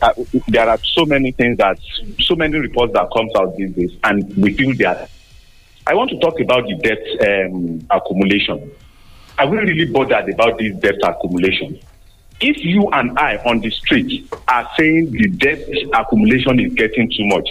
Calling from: Abeokuta, Ogun State, Nigeria; I'm calling from Abeokuta this morning.

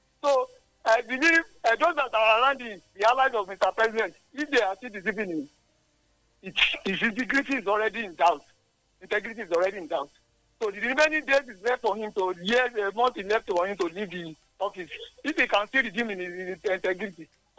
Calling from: Ilaro, Ogun State, Nigeria; I'm calling from Ilaro.

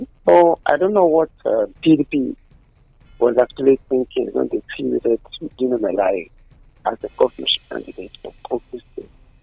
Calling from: Abeokuta, Ogun State, Nigeria; connecting from Nigeria.

